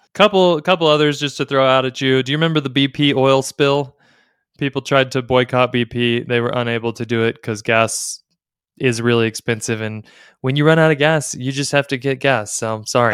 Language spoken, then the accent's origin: English; Dallas, Texas, United States; I grew up in Dallas in the in the 80s